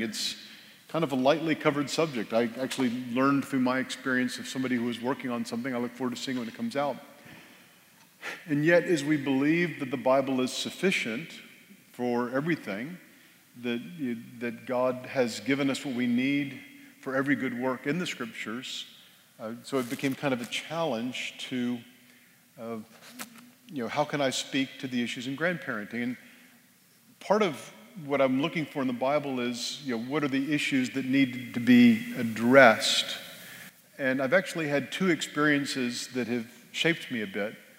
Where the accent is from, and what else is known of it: Texas, United States; born or raised there; also born or lived in Northern Virginia